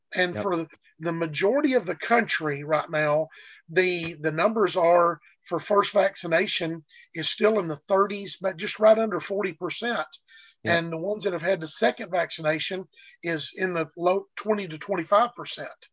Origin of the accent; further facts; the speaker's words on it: Arkansas, United States; with the Arkansas being my home state